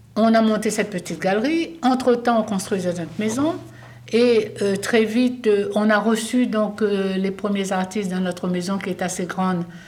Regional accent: Réunion; moved away; also born or lived in Paris; je suis réunionnaise et que j'ai rencontré Vincent à Paris. Et quand euh, je, suis partie très jeune, comme beaucoup de Réunionnais

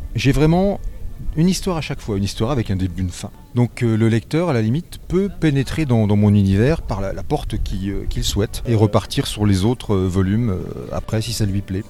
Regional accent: Nancy, Grand Est, France; je suis de Nancy

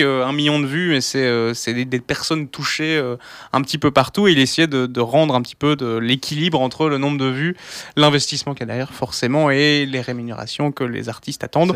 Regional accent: Wallonia, Belgium; also born or lived in Brussels; on est originaire de Wallonie, malgré qu'on soit à Bruxelles, ici à Radio Panique

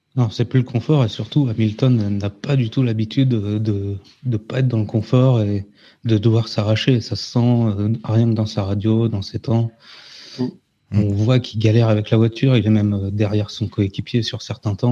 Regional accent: Normandy, France; je suis normand

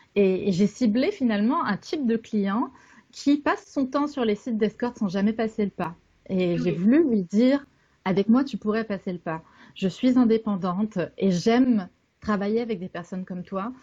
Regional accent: Canada; je suis canadienne

